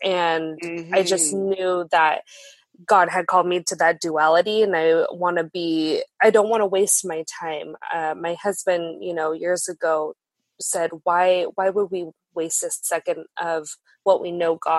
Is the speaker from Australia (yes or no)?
no; Mukilteo, Washington, United States; also born or lived in Seattle; I'm actually a local here to the Seattle region. I was born and raised here in Seattle. I grew up in a town called Mukilteo up north with both my parents